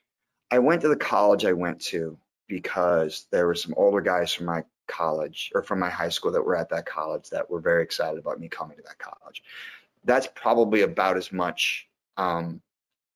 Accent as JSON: {"language": "English", "region": "Iowa", "country": "United States", "tie": "born or raised there", "also_born_or_lived": "Massachusetts", "said": "we grew up in Iowa"}